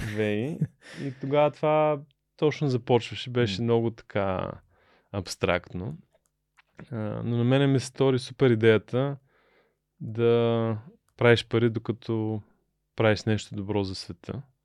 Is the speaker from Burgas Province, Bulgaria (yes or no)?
yes; Burgas, Burgas Province, Bulgaria; moved away as an adult; also born or lived in United States; Аз съм от Бургас, баща ми е морски човек, капитан на кораб